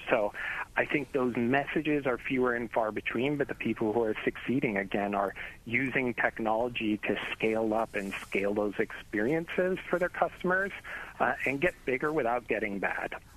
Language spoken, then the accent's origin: English; Chicago, Illinois, United States; I grew up in Chicago